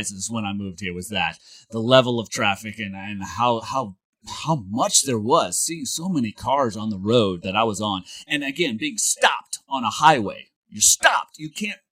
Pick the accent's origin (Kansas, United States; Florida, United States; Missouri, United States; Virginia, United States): Missouri, United States; St. Louis; moved away as an adult; also born or lived in Springfield, Missouri; now in Los Angeles, United States; I lived in St. Louis. I grew up in St. Louis